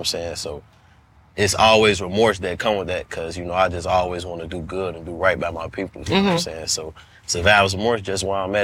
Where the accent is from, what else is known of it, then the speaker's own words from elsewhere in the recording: Chicago, Illinois, United States; growing up in Chicago, we, like, had juke parties